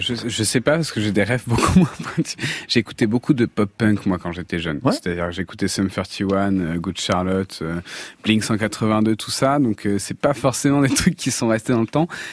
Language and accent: French; Avignon, Provence-Alpes-Côte d'Azur, France; je viens d'Avignon